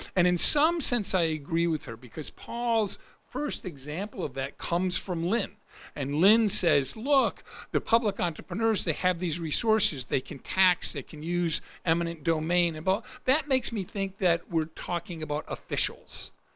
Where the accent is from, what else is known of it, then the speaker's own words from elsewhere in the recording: Rochester, United States; my hometown in Rochester